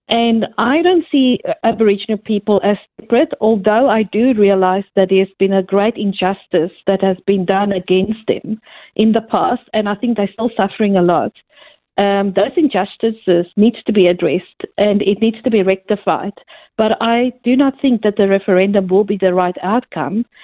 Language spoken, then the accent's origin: English; South Africa; moved away as an adult; now in Australia; I come from a country, you can probably hear from my accent, but I come from a country that um, we had a referendum in the 90s, and one of the major problems in our country, I came from South Africa, was race.